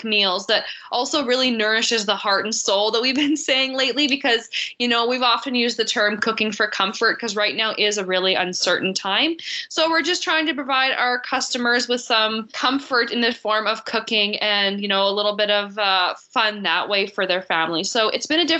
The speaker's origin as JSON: {"language": "English", "town": "Swan River", "region": "Manitoba", "country": "Canada", "tie": "born or raised there", "also_born_or_lived": "Winnipeg", "said": "I'm born and raised in Manitoba. And I'm from Swan River originally, but I was working in Winnipeg."}